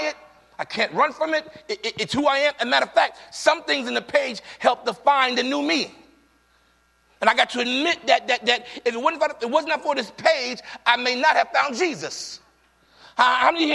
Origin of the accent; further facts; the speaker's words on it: New York City, New York, United States; moved away; I'm from the Bronx. I'm from New York.